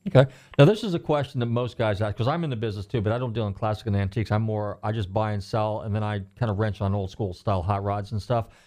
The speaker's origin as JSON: {"language": "English", "region": "California", "country": "United States", "tie": "born or raised there", "moved": "yes", "lives_now": "Largo, United States", "said": "I'm from California originally."}